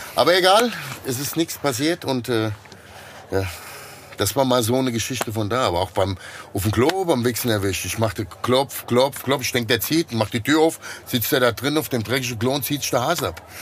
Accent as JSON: {"language": "German", "region": "Hesse", "country": "Germany", "accent": "Hessian", "said": "ich kann nur Hessisch"}